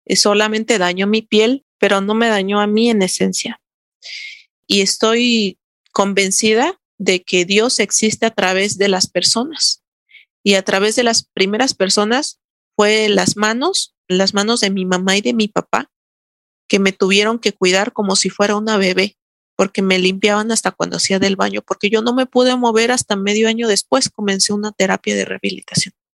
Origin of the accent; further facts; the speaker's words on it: Santo Domingo Tonalá, Oaxaca, Mexico; Mi pueblo se llama Santo Domingo Tonalá, Oaxaca.